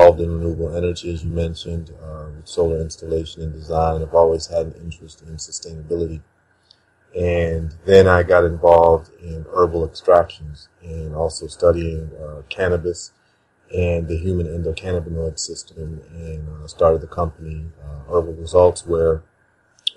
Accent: Chicago, Illinois, United States; moved away as an adult; also born or lived in Ghana; now in St. Thomas, US Virgin Islands; I was born in Ghana, West Africa, and I was raised in Chicago, Illinois

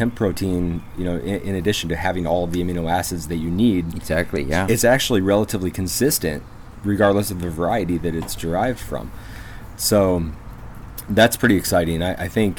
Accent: Flint, Michigan, United States; now in Tennessee, United States; I was born in Flint, Michigan

